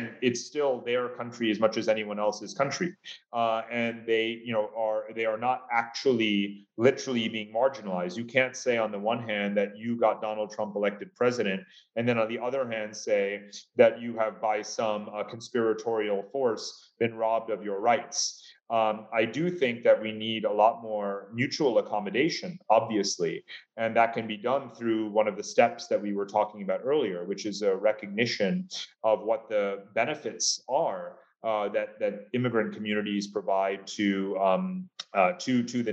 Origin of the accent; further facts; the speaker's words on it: United States; as an American